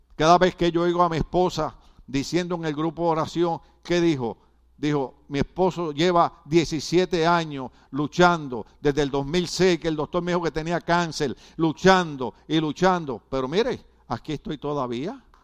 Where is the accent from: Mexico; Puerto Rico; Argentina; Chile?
Puerto Rico; now in United States; nosotros los puertorriqueños que somos ciudadanos americanos